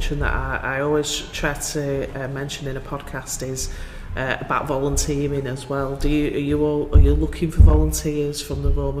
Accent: England, United Kingdom; growing up in England myself

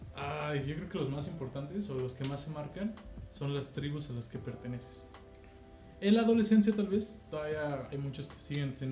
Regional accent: Mexico

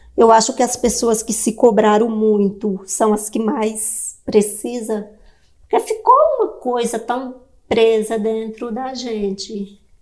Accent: Northeast Region, Brazil; eu nasci no Nordeste

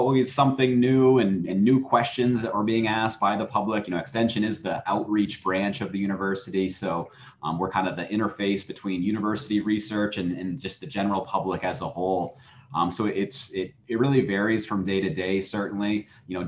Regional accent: Old Town, Maine, United States; I'm a Mainer. I grew up in Old Town and have lived in Old Town all my life

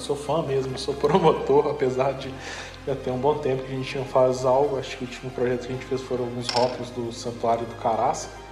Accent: João Monlevade, Minas Gerais, Brazil; eu sou de Molevade

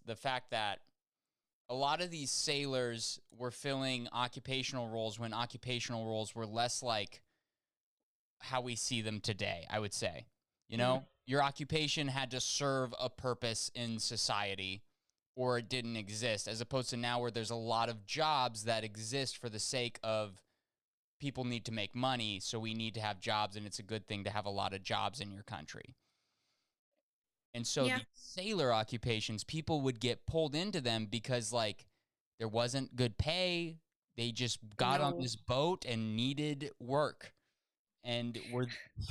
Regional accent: Nebraska, United States; I'm from Nebraska

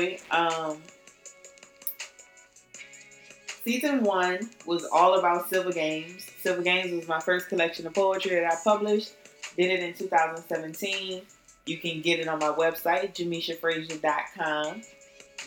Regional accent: New Orleans, Louisiana, United States; I'm from New Orleans

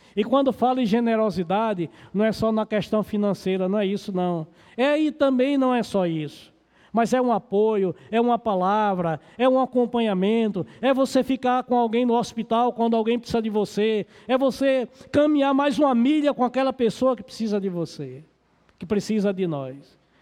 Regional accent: Pernambuco, Brazil; moved away as an adult; also born or lived in Recife / Piauí; now in Novo Gama, Brazil; quando eu saí lá do meu estado, Pernambuco, para ir trabalhar no campo missionário do Piauí

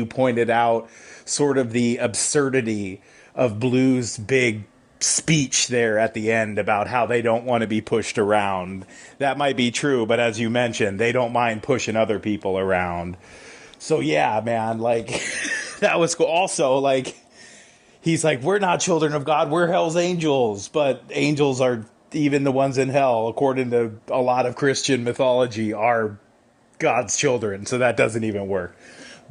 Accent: Huntington Beach, California, United States; I grew up down in Huntington Beach, California, aka Surf City, USA

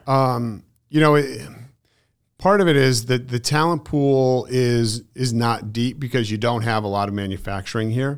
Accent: Connecticut, United States; moved away as an adult; now in Southwest Florida, United States; I come from Connecticut, so I've been there my whole life

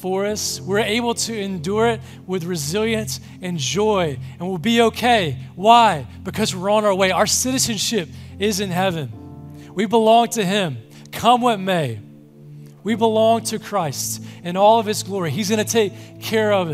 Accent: Mississippi, United States; I'm from Mississippi

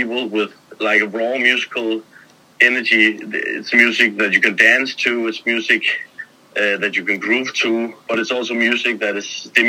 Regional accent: Copenhagen, Capital Region of Denmark, Denmark; I'm born and raised in Copenhagen, Denmark

